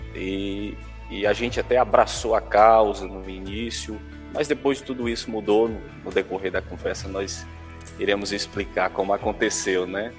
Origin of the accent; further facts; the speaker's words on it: Hidrolândia, Ceará, Brazil; moved away; eu nasci em Hidrolândia, é, nós sempre moramos na sede do município e tivemos uma infância tranquila